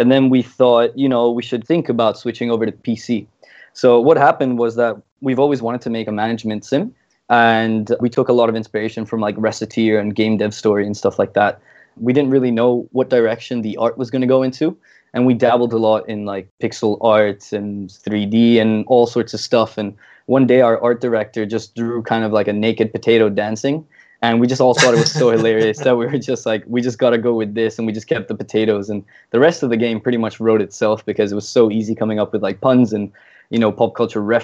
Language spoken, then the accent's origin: English; Singapore; also born or lived in Italy / Melbourne, Australia / Wollongong, Australia; I'm from Italy, but I pretty much grew up my entire life here in Singapore